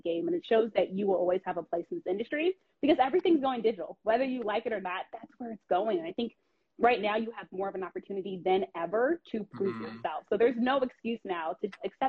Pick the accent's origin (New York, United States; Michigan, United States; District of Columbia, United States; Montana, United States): District of Columbia, United States; Washington; knowing the DC landscape, being from this area, no one knows this area like me then. This is my hometown.